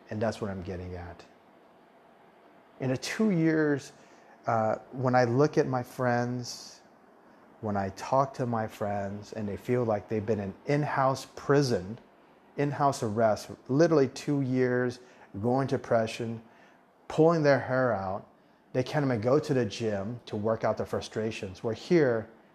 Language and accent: English; Southwest, United States; first language Taiwanese; moved away as an adult; also born or lived in Taiwan; now in Thailand; I'm from the Southwest in the United States